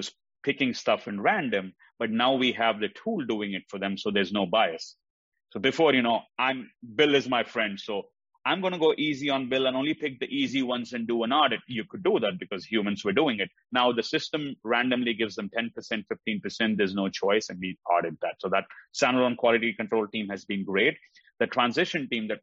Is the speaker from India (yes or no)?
yes; India; moved away as an adult; also born or lived in Oklahoma; now in United States; I grew up in India. That's where I went to school.